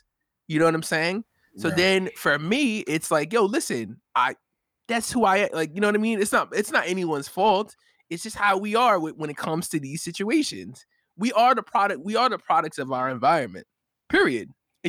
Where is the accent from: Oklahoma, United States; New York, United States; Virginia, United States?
New York, United States; And then I went to another side of town where I grew up in New York or whatever.